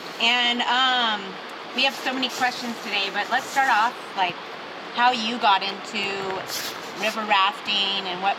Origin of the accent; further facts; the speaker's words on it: Southern California, United States; I'm from Southern California